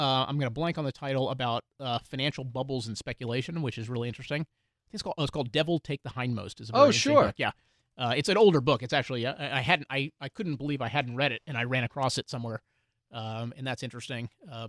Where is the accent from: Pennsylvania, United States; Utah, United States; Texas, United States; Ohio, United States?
Texas, United States; Houston; I grew up in Houston.